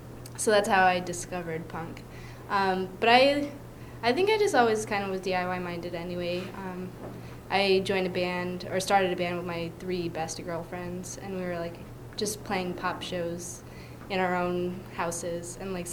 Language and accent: English; Paw Paw, Michigan, United States; now in Philadelphia, United States; I was born in Michigan, in really rural Michigan, in 1985. So I grew up in a really small town called Pawpaw. It was basically a farm town.